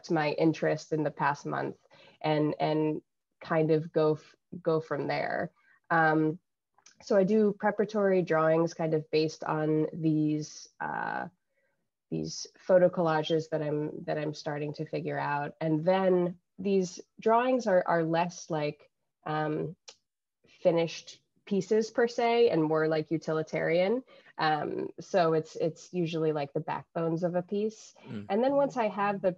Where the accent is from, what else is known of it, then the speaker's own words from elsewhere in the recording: Salem, Massachusetts, United States; moved away as an adult; also born or lived in Boston, Massachusetts; now in New Haven, United States; I was born there in 1992 in the city of witches. I was born in Salem